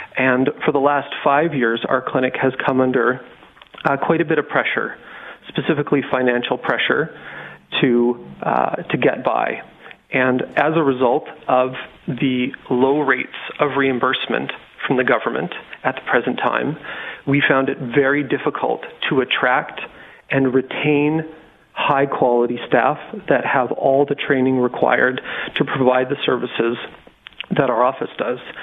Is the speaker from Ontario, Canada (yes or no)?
no; Regina, Saskatchewan, Canada; now in Moose Jaw, Canada; I'm from Regina